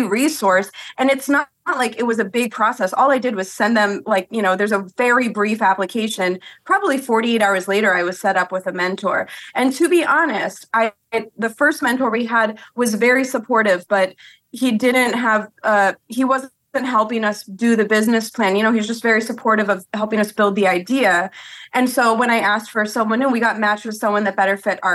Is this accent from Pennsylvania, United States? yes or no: yes; Washington Crossing, Pennsylvania, United States; moved back to Bucks County where I'm from. I'm from Washington Crossing